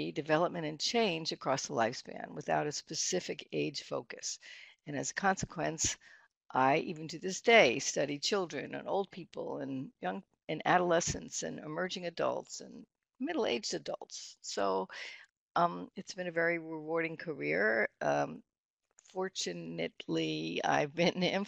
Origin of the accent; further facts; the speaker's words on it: New York City, New York, United States; moved away as an adult; now in Michigan, United States; I am originally from Brooklyn, New York, and I went to both Catholic and public schools there